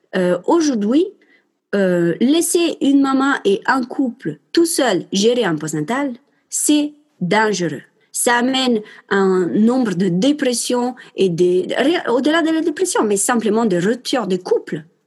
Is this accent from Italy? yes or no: yes; Italy; accent: Italian; j'ai un accent italien